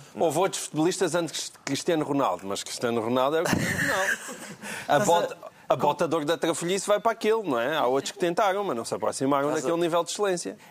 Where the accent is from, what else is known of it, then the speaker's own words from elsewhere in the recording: Portalegre, Alentejo, Portugal; aqui ainda por cima da minha terra